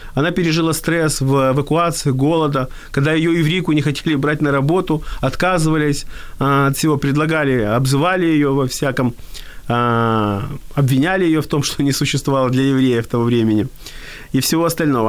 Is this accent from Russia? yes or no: no; Odesa, Odesa Oblast, Ukraine; я родился в Одессе